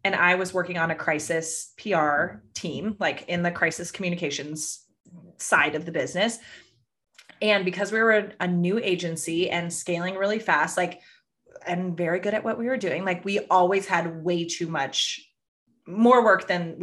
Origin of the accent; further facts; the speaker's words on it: Northern California, United States; I grew up in Northern California